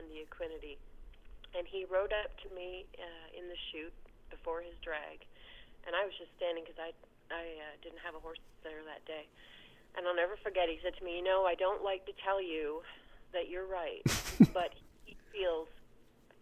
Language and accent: English; Canada; now in Ohio, United States; I'm from Canada